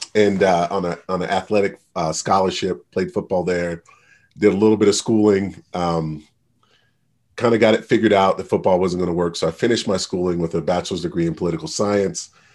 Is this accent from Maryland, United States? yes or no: yes; just outside of Baltimore, Maryland, United States; moved away as an adult; also born or lived in Utah; I grew up just outside of Baltimore, Maryland